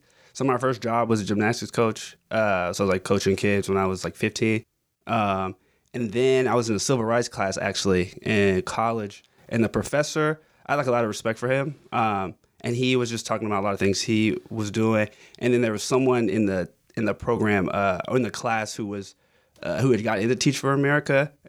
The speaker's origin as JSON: {"language": "English", "town": "Augusta", "region": "Georgia", "country": "United States", "tie": "born or raised there", "also_born_or_lived": "New York", "moved": "as an adult", "said": "I grew up in Augusta."}